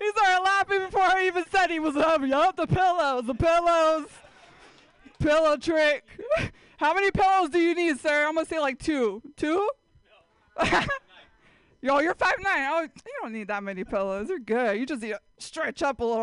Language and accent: English; San Jose, California, United States; I grew up in San Jose